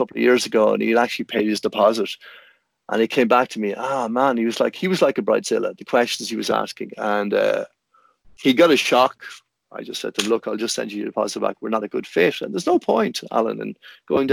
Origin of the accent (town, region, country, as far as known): Ireland